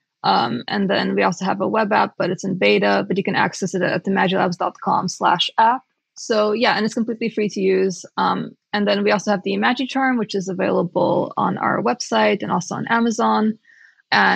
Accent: Romania; I grew up in Romania

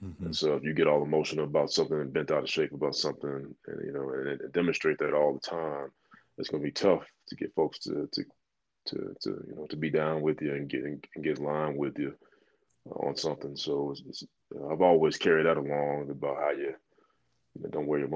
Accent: Chicago, Illinois, United States; I'm from Chicago

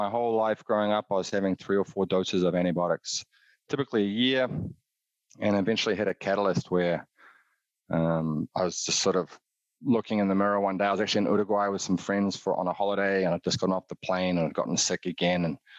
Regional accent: New Zealand; but had most of my adolescent years growing up in New Zealand

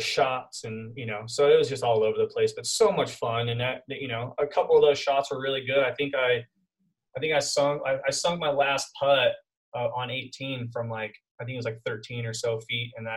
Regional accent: Costa Mesa, California, United States; now in Temecula, United States; I grew up in a town called Costa Mesa, kind of on the border of Newport Beach in SoCal in California. And I grew up there like pretty much my whole life until about 10 years ago.

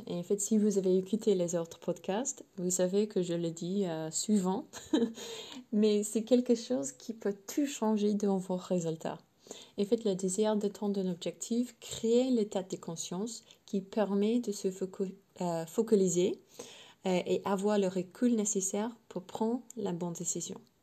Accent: England, United Kingdom; French is a second language; je suis anglaise à la base évidemment

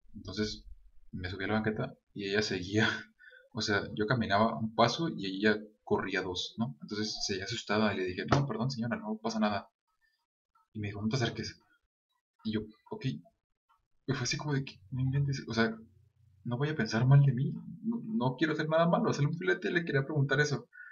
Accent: Guadalajara, Jalisco, Mexico; sí soy de Guadalajara, pero no soy de esa parte

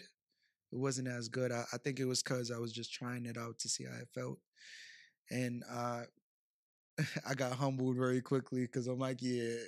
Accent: Bronx, New York, United States; also born or lived in Brooklyn; But I was raised in the Bronx, yes.

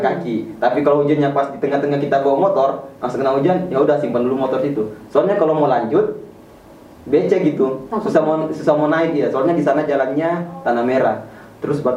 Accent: Sebatik, North Kalimantan, Indonesia; asal saya dari Pulau Sebatik, perbatasan Indonesia Malaysia, Kabupaten Nunukan, di Kalimantan Utara, provinsi yang termuda di Indonesia.

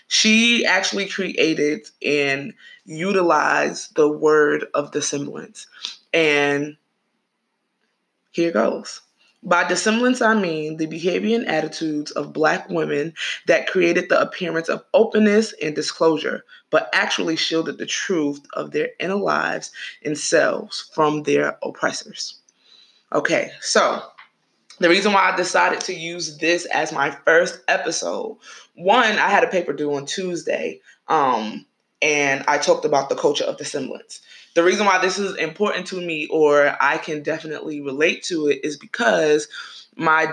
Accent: New York, United States; I'm from New York

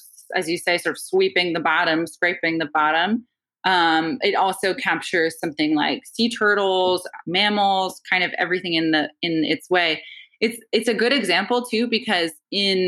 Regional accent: Maine, United States; growing up in Maine

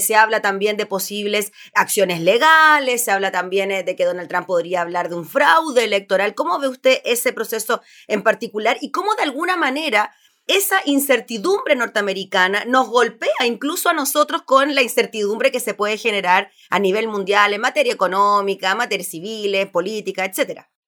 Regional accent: Chile; nosotros como chilenos

